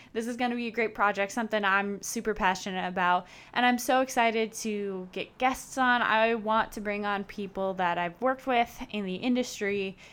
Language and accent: English; Chicago, Illinois, United States; I am born and raised in Chicago